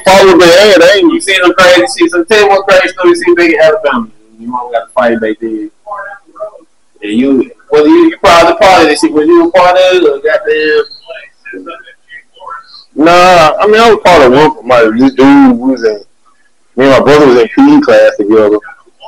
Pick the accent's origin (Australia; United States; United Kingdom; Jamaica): United States; Northeast Alabama; I'm from the Northeast Alabama